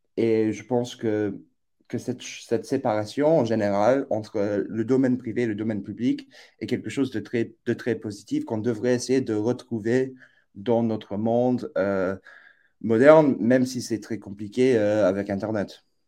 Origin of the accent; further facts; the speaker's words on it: New York, United States; moved away as an adult; also born or lived in boarding school near the Canadian border; now in Oxford, United Kingdom; je suis originaire des États-Unis, donc j'ai grandi à, New York